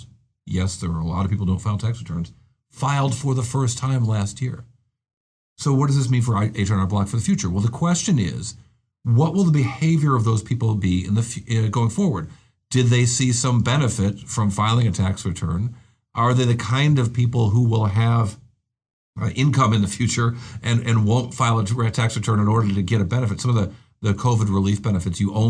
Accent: Rochester, New York, United States; glamorous Rochester, New York, my hometown

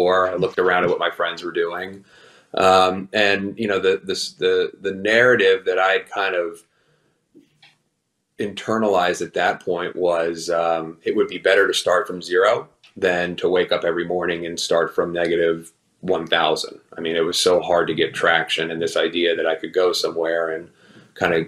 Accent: New York City, New York, United States; moved away as an adult; also born or lived in Westchester County / Pennsylvania; I grew up in New York City and Westchester County

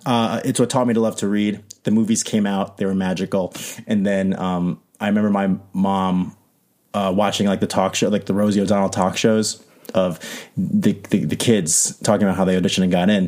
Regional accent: New York City, New York, United States; moved away as an adult; now in Los Angeles, United States; I'm from Queens, New York

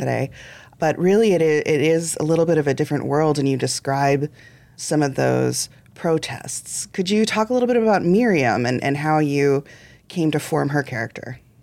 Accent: central Illinois, United States; I was growing up in central Illinois

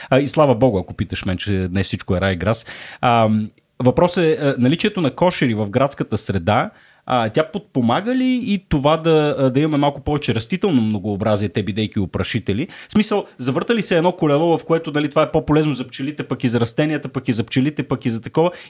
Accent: Shumen, Shumen Province, Bulgaria; От Шумен. Аз съм от Шумен.

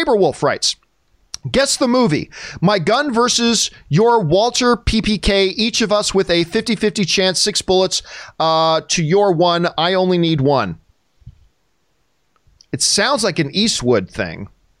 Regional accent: Canada; which as a Canadian, I probably should

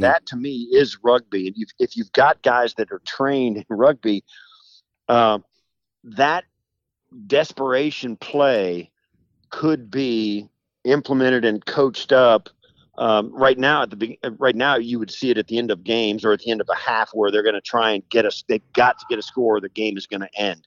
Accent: western Kansas, United States; moved away as an adult; also born or lived in Illinois; I grew up in western Kansas and rural Kansas.

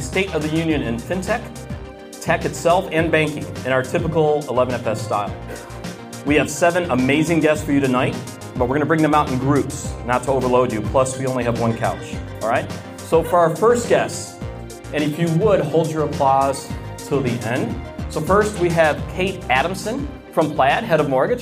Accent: the South, United States; I'm from the South

